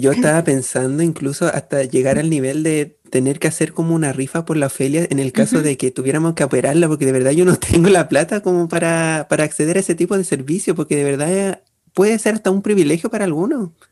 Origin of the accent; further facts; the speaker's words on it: Chimbarongo, O'Higgins, Chile; de Chimarongo, porque es mi ciudad y yo la quiero mucho